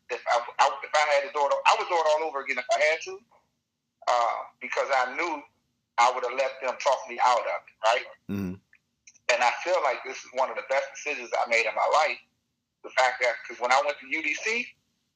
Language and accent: English; United States; I'm Southeast, born and raised, Hart Junior High, Green Elementary, Blue High School, Martin Luther King, Southeast, born and raised, my whole life